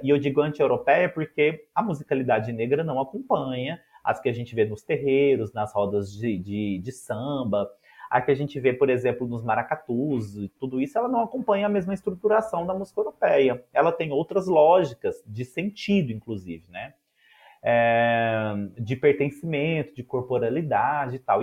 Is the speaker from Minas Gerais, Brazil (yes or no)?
yes; Ituiutaba, Minas Gerais, Brazil; Tiutaba, minha cidade natal, em Minas Gerais